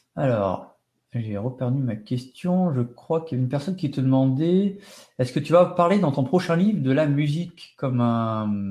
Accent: France; chez nous en France

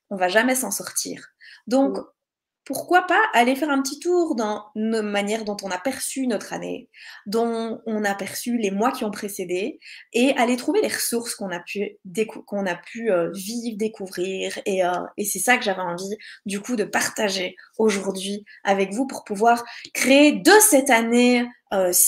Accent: Belgium; je suis belge

